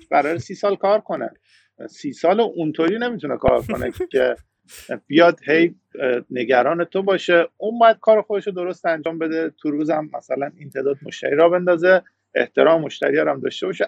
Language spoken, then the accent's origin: Persian; Iran; moved away as an adult; now in Canada; من ایرانیم